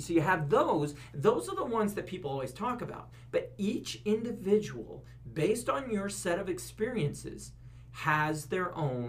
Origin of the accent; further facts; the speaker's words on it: Oregon, United States; People say, where are you from? And I go, oh, Oregon.